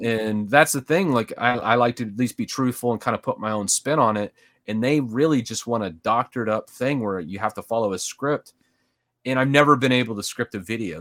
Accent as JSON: {"language": "English", "region": "Midwest", "country": "United States", "tie": "born or raised there", "moved": "as an adult", "lives_now": "Dallas-Fort Worth, United States", "said": "I actually grew up in the Midwest"}